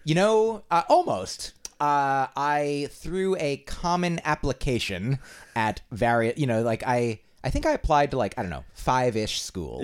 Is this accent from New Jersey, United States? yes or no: yes; New Jersey, United States; moved away as an adult; also born or lived in Boston; now in New York, United States; I hail from New Jersey. New Jersey is the place of my birth